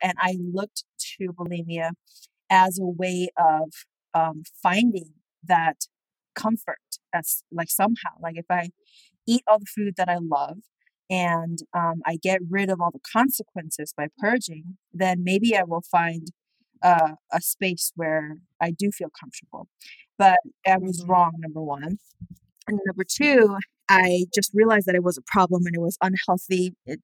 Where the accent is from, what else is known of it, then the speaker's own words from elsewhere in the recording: Seoul, South Korea; moved away as an adult; now in United States; I grew up in Seoul, South Korea